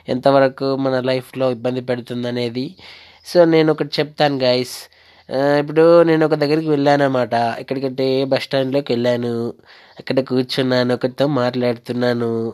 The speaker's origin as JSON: {"language": "Telugu", "area": "West Godavari district", "region": "Andhra Pradesh", "country": "India", "said": "నేను పశ్చిమ గోదావరి జిల్లా నుంచి వచ్చాను"}